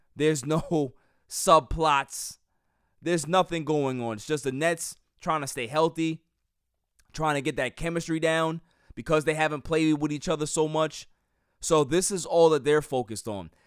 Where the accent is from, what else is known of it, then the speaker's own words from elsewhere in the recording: New York, United States; as a New Yorker